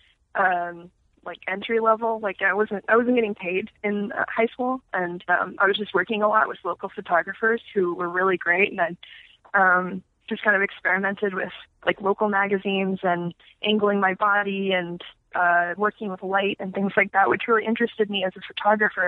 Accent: Phoenix, Arizona, United States; I grew up in Phoenix

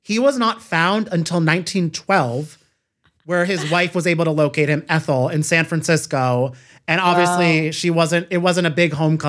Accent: Ireland; I'm Irish, so I feel like it does track for a lot of our Irish people.

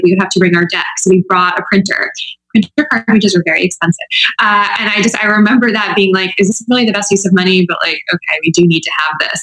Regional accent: Midwest, United States; I'm from the Midwest too.

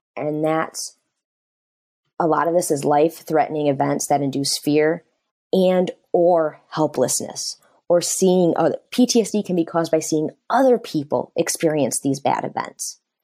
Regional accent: Michigan, United States; I grew up and I'm from Michigan

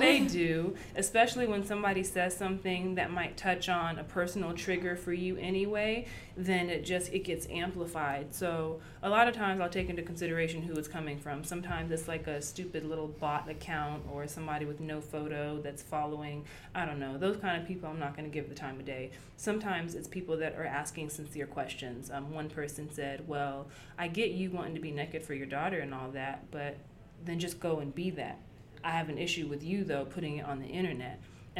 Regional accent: Germany; I grew up in Germany. Our newspaper, our beauty of the week, was a butt-naked woman

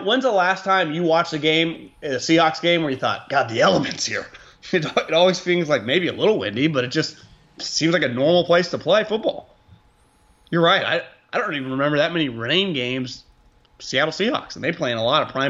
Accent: Northern Ireland, United Kingdom; I'm like Rory. I grew up playing in Northern Ireland.

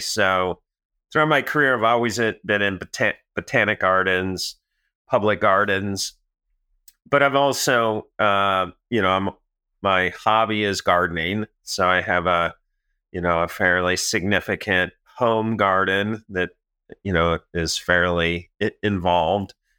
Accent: Manhattan, Illinois, United States; moved away; I'm from Manhattan

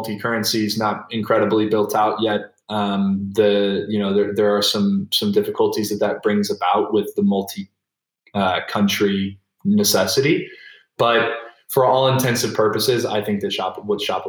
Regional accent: United States; As an American

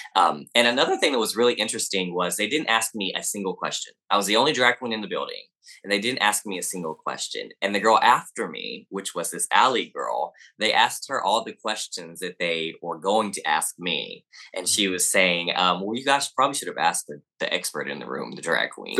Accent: the South, United States; accent: Southern; People say I have an accent, but, I mean, I guess I am from the South.

